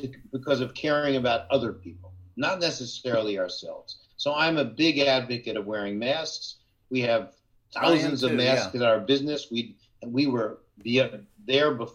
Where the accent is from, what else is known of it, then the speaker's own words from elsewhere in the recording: Jersey Shore, New Jersey, United States; moved away; where I grew up on the Jersey Shore